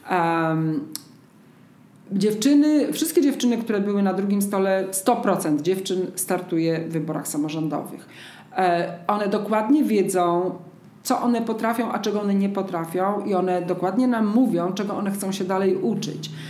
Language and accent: Polish; Zajęczniki, Podlaskie Voivodeship, Poland; bo ja jestem z Zajęcznik, pod Siemiatyczami